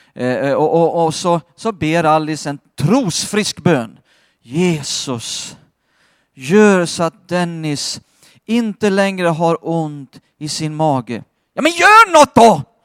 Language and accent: Swedish; Skåne, Sweden; Jag har vuxit upp i Skåne